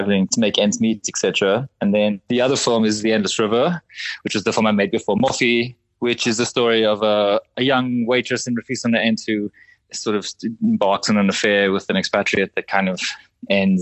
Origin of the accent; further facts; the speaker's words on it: Cape Town, Western Cape, South Africa; I'm originally from Cape Town